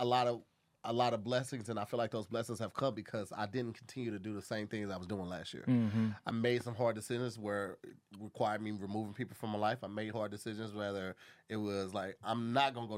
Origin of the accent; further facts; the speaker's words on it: St. Louis, Missouri, United States; moved away as an adult; my hometown, St. Louis, Missouri